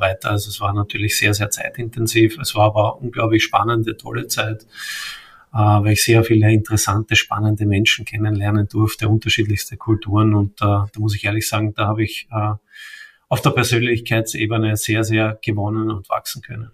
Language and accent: German; Vienna, Austria; ich komme aus Wien, äh, bin ein echter Wiener sozusagen, äh, geboren dort und lebe auch dort